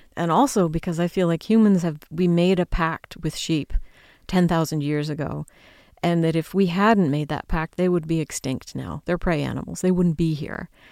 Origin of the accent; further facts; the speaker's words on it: United States; I'm an American